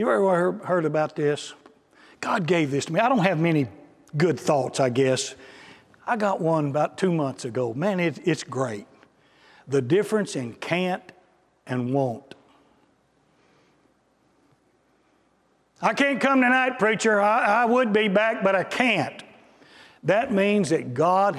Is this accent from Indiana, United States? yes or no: no; Texas, United States; I'm from Texas